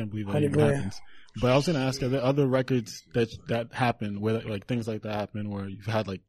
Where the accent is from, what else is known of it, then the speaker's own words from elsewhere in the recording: New York, United States; helping me shape my childhood with your music growing up in Brooklyn.